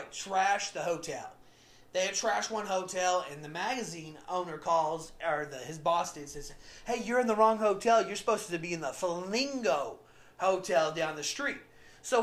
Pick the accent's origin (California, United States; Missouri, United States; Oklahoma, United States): Oklahoma, United States; where I'm from Oklahoma